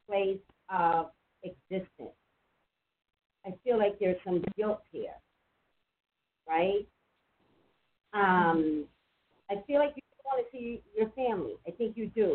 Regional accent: New York City, New York, United States; I'm from Staten Island.

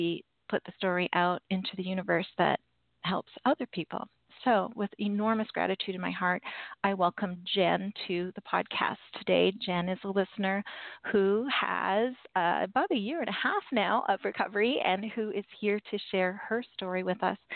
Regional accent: Canada; I am Canadian

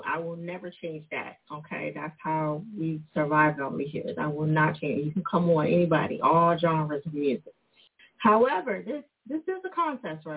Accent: New Jersey, United States; moved away as an adult; now in Philadelphia, United States; I am originally from Jersey. I live in Philly. I've been here 20 years

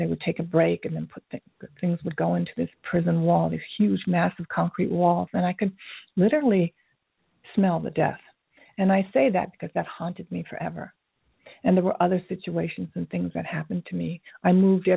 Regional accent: Tokyo, Japan; moved away; I grew up in Tokyo during the Vietnam War, so in the 60s

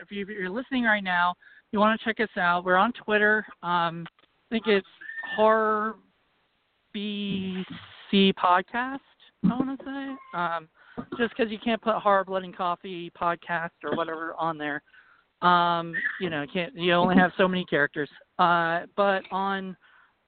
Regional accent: Virginia, United States; accent: Virginia; My Virginia accent

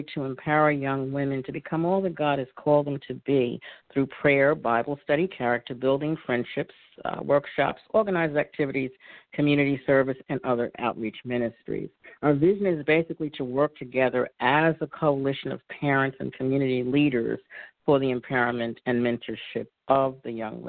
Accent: New York City, New York, United States; accent: New York; now in Philadelphia, United States; I'm originally from New York, born and raised, now residing in Philadelphia

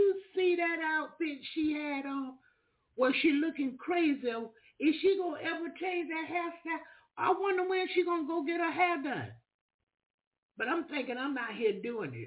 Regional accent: the South, United States; I'm from the South, and the Southern thing is my thing

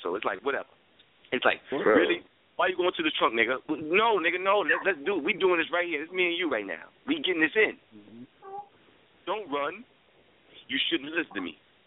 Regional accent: New York City, New York, United States; now in Florida, United States; I'm born and raised in the South Bronx. 165th Caldwell, 2 train prospect

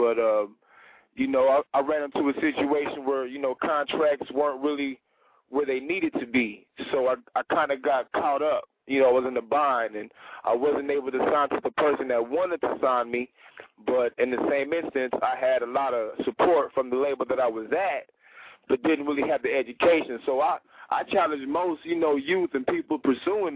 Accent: San Antonio, Texas, United States; moved away as an adult; now in Atlanta, United States; I'm originally from Texas, San Antonio, and I reside in Atlanta now

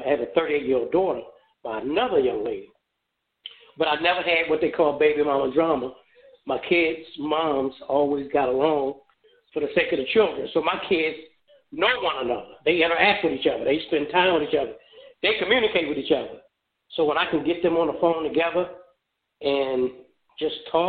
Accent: Baltimore, Maryland, United States; moved away as an adult; also born or lived in Memphis, Tennessee; now in Phoenix, United States; that is my home city. Maryland is my home state.

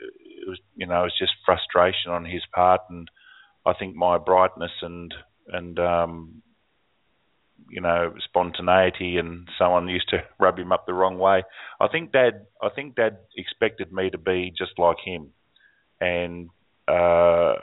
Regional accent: Australia; the bell tower in my hometown here. It's 100 miles away now, or 170 miles away from where I am now

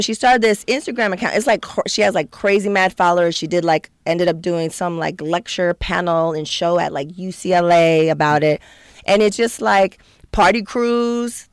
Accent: San Diego, California, United States; moved away as an adult; now in Los Angeles, United States; I'm from San Diego

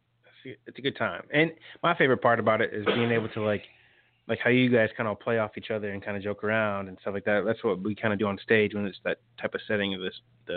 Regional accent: Bay City, Michigan, United States; also born or lived in Detroit, Michigan; Bay City, Michigan? Yes, sir.

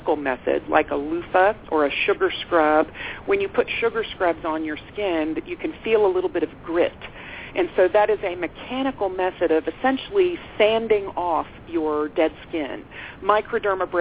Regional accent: Texas, United States; I'm a Texan

